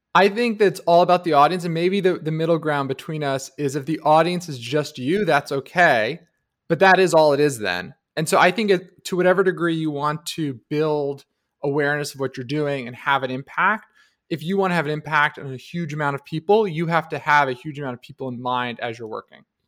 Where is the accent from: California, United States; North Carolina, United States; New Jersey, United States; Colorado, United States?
New Jersey, United States; I grew up in New Jersey